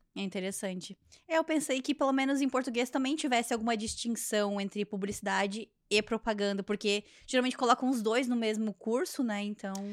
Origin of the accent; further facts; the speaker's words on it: Joinville, Jaraguá do Sul, Santa Catarina, Brazil; moved away as an adult; now in Canada; lá na minha região é assim, lá no sul do Brasil, lá em Joinville, Jaraguá do Sul